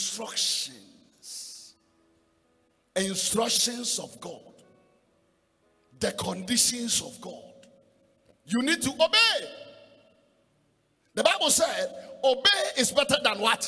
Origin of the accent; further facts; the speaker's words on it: Ghana; as a Ghanaian, I pay $50. Why? I am a citizen